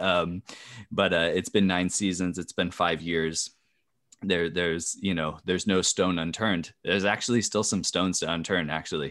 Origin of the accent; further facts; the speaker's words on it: California, United States; I'm from California